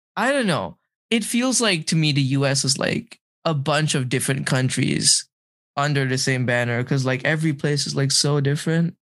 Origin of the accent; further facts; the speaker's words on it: Malaysia; now in Boston, United States; growing up in Malaysia